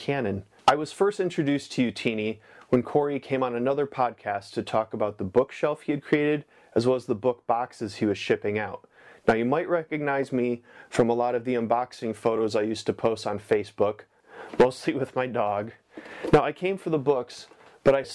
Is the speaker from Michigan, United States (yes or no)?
yes; Blissfield, Michigan, United States; I'm from Blissfield, Michigan